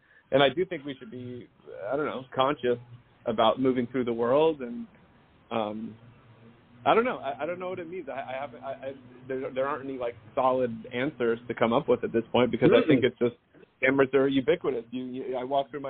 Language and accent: English; outside Atlanta, Georgia, United States; now in Los Angeles, United States; I grew up in Georgia in the, right outside of Atlanta